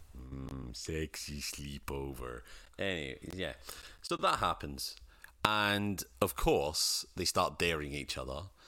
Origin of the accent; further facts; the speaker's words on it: Scotland, United Kingdom; I'm Scottish and poor.